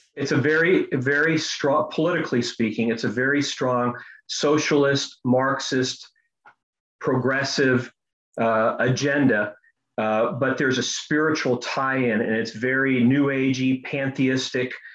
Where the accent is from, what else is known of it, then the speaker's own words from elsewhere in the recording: United States; I was born in the United States, but my father fled from the communists at the age of 12 in Croatia